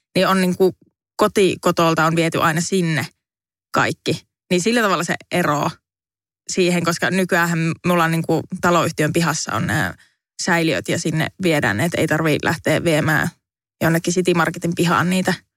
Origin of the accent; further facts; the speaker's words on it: Savonlinna, South Savo, Finland; now in Helsinki, Finland; Savonlinnassa, josta siis olen kotoisin